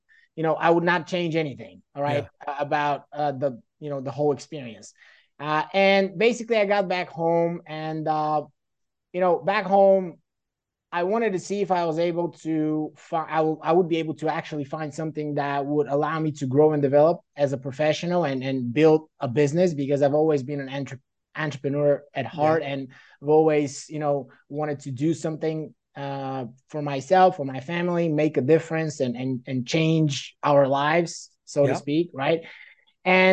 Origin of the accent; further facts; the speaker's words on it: Bulgaria; moved away as an adult; also born or lived in Seattle, Washington, United States / Dayton, Ohio, United States; now in United States; I was born in Seattle, Washington, but my parents are Bulgarians, right? And, you know, we moved back to Bulgaria when I was really, really young, like a baby. And I grew up in Bulgaria